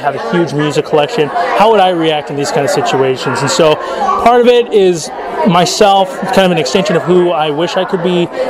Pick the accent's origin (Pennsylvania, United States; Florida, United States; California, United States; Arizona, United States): California, United States; Whittier; Born and raised in Whittier, California. I'm 28 years old.